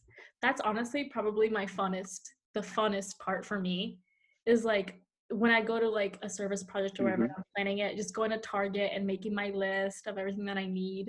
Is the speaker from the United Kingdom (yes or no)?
no; Dominican Republic; now in Florida, United States; I am from Dominican Republic